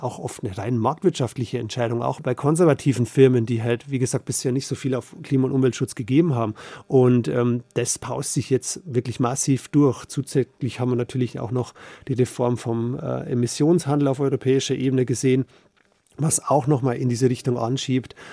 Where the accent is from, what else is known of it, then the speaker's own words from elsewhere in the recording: Bavaria, Germany; bei uns in Bayern